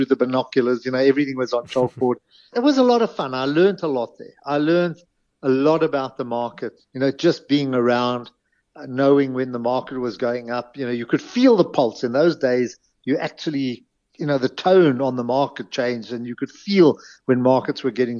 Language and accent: English; Johannesburg, Gauteng, South Africa; I grew up in Greenside